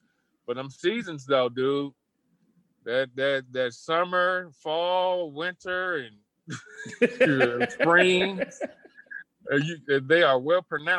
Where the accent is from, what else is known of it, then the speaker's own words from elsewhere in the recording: Long Beach, California, United States; also born or lived in Columbus, Ohio; growing up in Long Beach, it's a multi-race city.